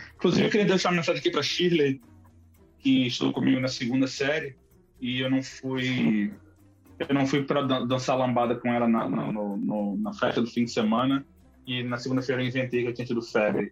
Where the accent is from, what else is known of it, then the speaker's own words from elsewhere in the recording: Rio de Janeiro, Brazil; eu sou do Rio